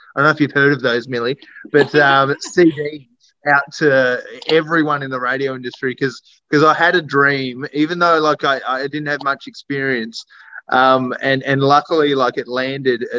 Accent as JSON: {"language": "English", "region": "Tasmania", "country": "Australia", "said": "I'm from Tassie."}